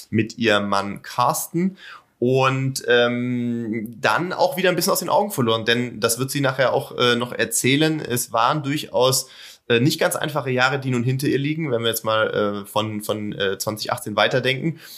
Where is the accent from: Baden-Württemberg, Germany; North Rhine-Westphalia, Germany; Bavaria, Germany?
Baden-Württemberg, Germany; near Pforzheim